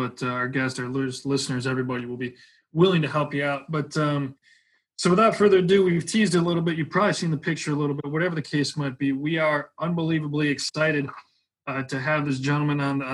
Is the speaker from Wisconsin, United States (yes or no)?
yes; Wisconsin, United States; being a Wisconsin guy